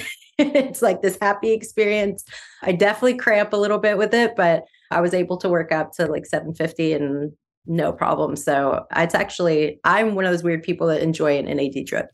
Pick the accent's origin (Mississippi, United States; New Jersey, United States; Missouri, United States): Mississippi, United States; I'm from Mississippi, and I grew up on, my grandfather used to sell pecans out of his car shop